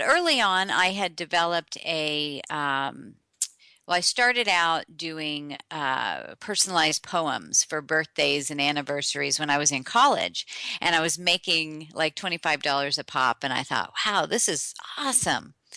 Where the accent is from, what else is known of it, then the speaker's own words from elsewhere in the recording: Tulsa, Oklahoma, United States; I was born in Oklahoma, in Tulsa